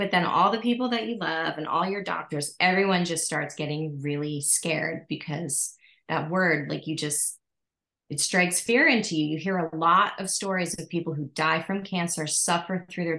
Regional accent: East Coast, United States; moved away as an adult; now in Hawaii, United States; originally from the East Coast

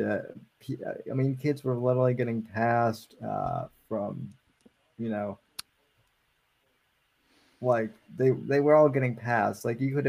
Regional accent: Colorado, United States; moved away; growing up in Colorado

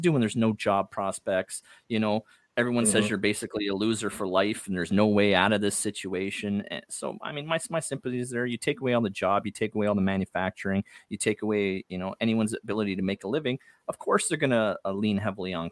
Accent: Toronto, Ontario, Canada; I grew up in Toronto, what's called a housing development neighborhood, basically

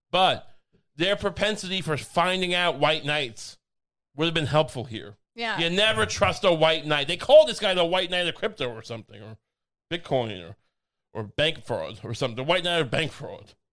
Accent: near Belmont Park, near Babylon, New York, United States; I grew up right near Belmont Park.

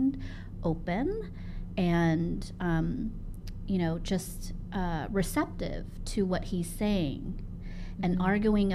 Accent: Savannah, Georgia, United States; I'm from Savannah, Georgia

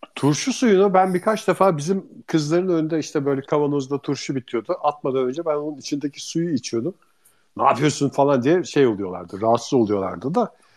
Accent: İzmir, Turkey; biz İzmirliler olarak

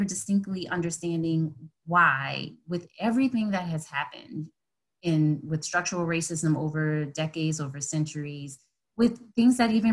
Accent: New Orleans, Louisiana, United States; I grew up in New Orleans

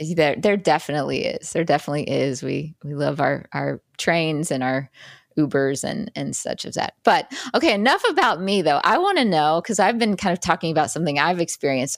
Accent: Jackson, Mississippi, United States; now in New York City, United States; I grew up in Jackson, Mississippi, so you know, relatively uh, smaller city.

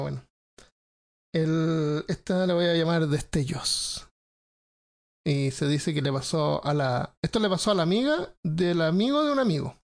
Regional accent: Chile; como somos chilenos

